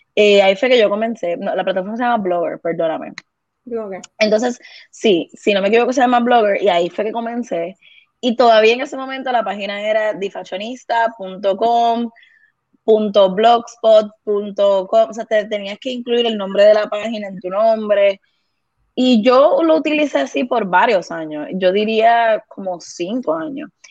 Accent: Guaynabo, Puerto Rico; also born or lived in Bayamón / Vega Baja; yo soy de Guaynabo, la familia de mi mamá es de Guaynabo, la familia de mi papá es de Vega Baja

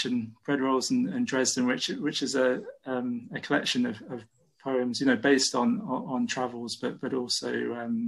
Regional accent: Bidford-on-Avon, West Midlands, United Kingdom; moved away as an adult; also born or lived in Cotswolds near Broadway / Bristol; now in Nottingham, United Kingdom; I grew up in Bidford, a small village in Warwickshire, and moved to the Cotswolds near Broadway on the Worcestershire-Gloucestershire border. So that's where I'm from.

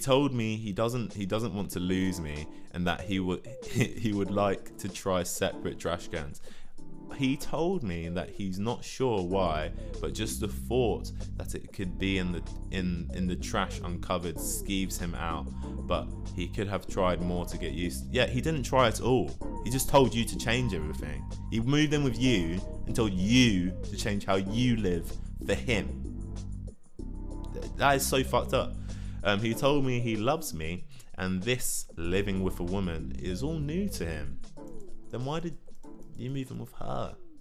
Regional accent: London, United Kingdom; I'm 22. I come from London

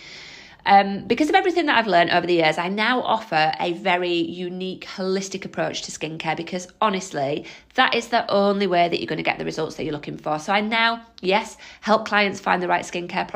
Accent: Holmfirth, Yorkshire and the Humber, United Kingdom; moved away as an adult; now in Leicester, United Kingdom; I am a Yorkshire lass. I'm from a small town called Homeforth in West Yorkshire, but I moved to Leicester to be with my husband 15 years ago.

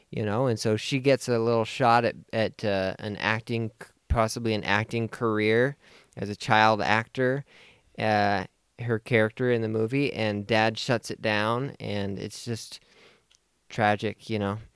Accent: United States; as an American

